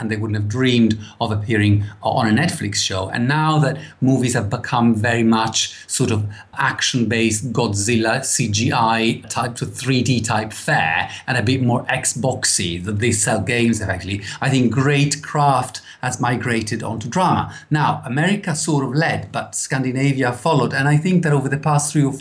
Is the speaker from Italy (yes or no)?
yes; Italy; moved away as an adult; now in United Kingdom; I was raised in Italy for the first 20-something years of my life